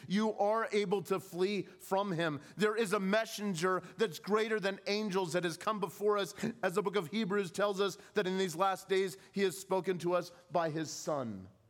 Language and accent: English; Southern California, United States; growing up in California, I uh, was accustomed to seeing the wildfires on the hills